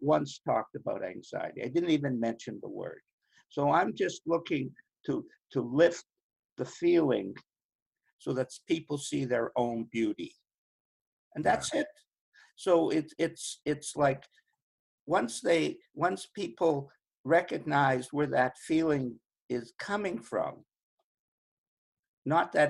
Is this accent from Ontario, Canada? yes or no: no; Winnipeg, Manitoba, Canada; when I was 5 and 6 years old, I come from Winnipeg, the middle of Canada.